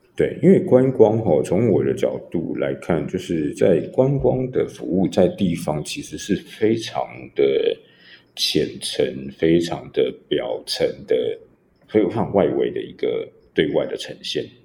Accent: Taipei, Taiwan; 我自己在大稻城出生长大了，租了好几代

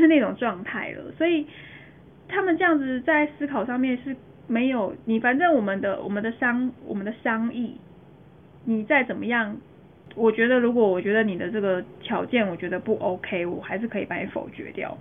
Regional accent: Taiwan; 我们是台湾人

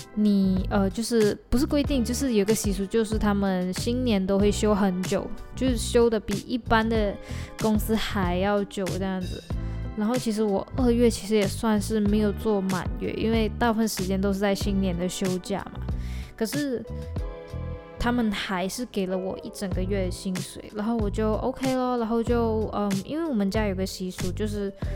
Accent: Malaysia; 我们是身处在马来西亚

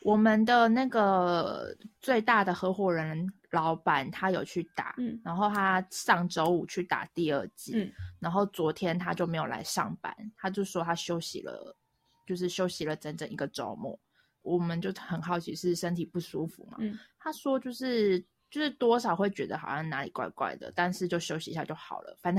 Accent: Taiwan; moved away as an adult; now in China; 因为全所只有我一个台湾人嘛

